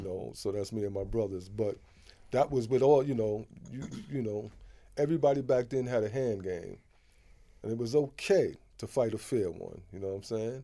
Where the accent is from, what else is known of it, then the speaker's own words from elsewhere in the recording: New York City, New York, United States; also born or lived in Harlem; all of my life has been in Queens.